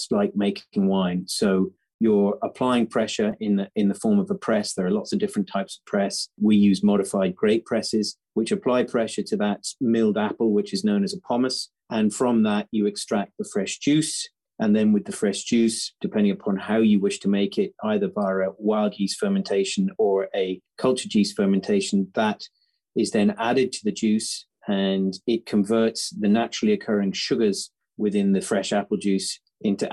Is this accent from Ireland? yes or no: yes; Ireland; moved away as an adult; where I grew up in Noble